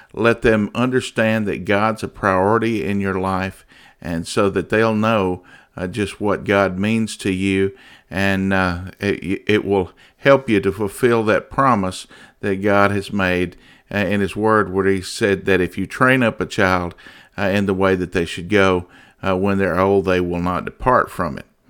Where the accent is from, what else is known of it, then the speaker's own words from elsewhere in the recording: United States; As an American